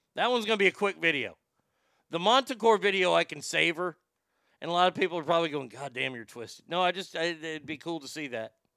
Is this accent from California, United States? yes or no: no; Texas, United States; my home state of Texas